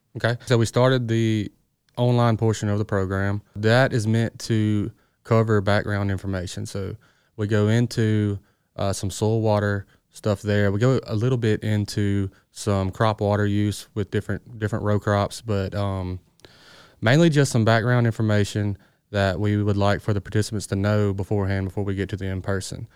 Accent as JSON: {"language": "English", "town": "Greenville", "region": "Mississippi", "country": "United States", "tie": "born or raised there", "said": "I'm from the Delta, so I grew up in Greenville."}